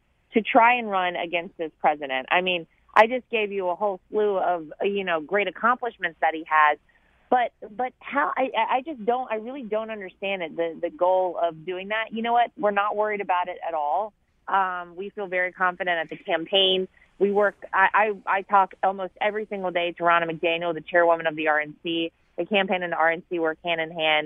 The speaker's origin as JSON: {"language": "English", "region": "North Carolina", "country": "United States", "moved": "yes", "said": "I'm from North Carolina"}